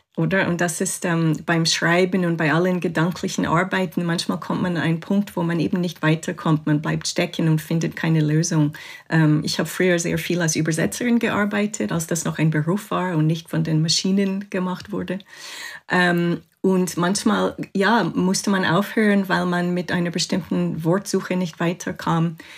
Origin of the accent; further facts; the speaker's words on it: Canada; also born or lived in England; now in Switzerland; ich bin in Kanada aufgewachsen